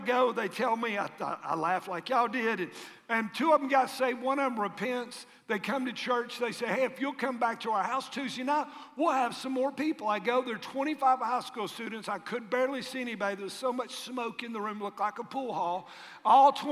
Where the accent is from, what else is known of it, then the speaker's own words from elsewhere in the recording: Tennessee, United States; where are you from? Tennessee